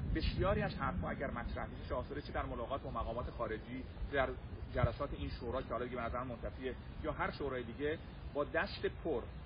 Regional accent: Iran

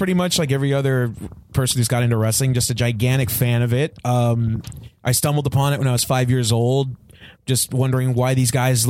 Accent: Bellflower, California, United States; I'm from California.

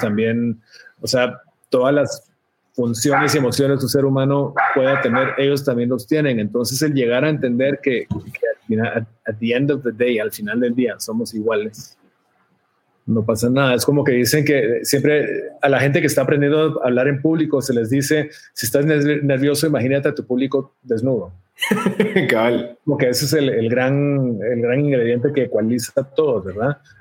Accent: Guatemala; moved away; como un centroamericano guatemalteco que vivía en Centroamérica

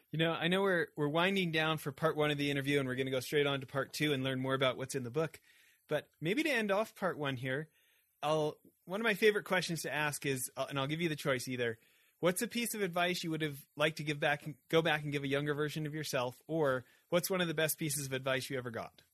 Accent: Canada; I grew up in Canada where Tim Hortons is like a religion

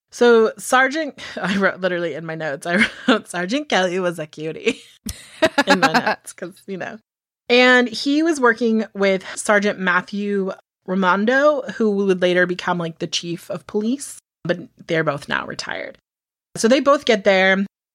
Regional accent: United Kingdom; Because apparently I'm British, but that's fine.

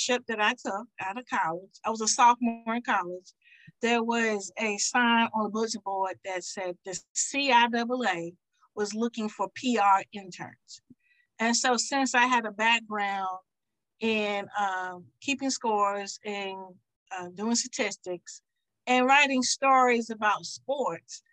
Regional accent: Sussex County, Virginia, United States; I'm from Sussex County, Virginia.

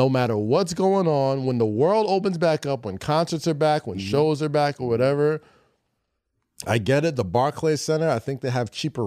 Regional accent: New York, United States; as a New Yorker

